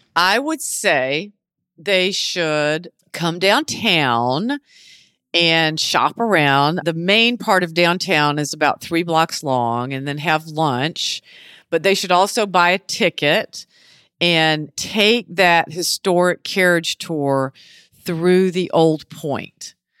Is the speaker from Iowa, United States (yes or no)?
no; Beaufort, South Carolina, United States; also born or lived in Charleston / New York City; I was born and raised here in Beaufort